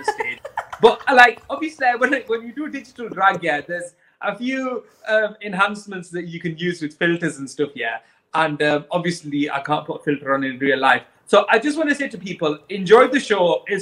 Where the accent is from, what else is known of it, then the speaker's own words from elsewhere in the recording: Bradford, Yorkshire and the Humber, United Kingdom; now in Manchester, United Kingdom; So I live in Manchester now, but I am a British Pakistani who is originally from Bradford